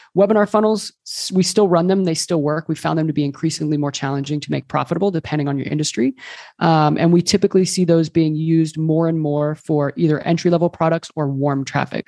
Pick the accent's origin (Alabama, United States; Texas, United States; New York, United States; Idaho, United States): Texas, United States; moved away as an adult; also born or lived in Colombia; now in Barcelona, Spain; I'm originally from Texas, but I moved here a few years ago